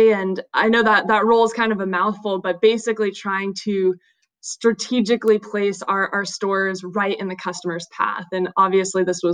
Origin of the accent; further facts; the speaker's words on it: Salinas, California, United States; also born or lived in Santa Barbara, California / San Francisco, California; I'm originally from Salinas, California, which is kind of near Monterey, Central Coast